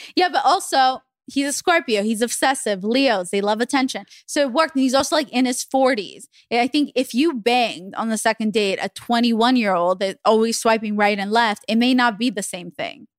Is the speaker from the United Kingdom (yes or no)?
no; Israel; moved away; I grew up in Israel